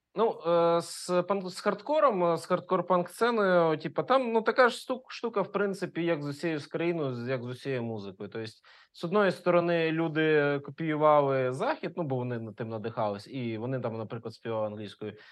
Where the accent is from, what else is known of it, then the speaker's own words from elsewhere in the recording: Ukraine; first language Russian; Ukrainian is a second language; я з російськомовної родини українською вивчив тільки в першому класі школи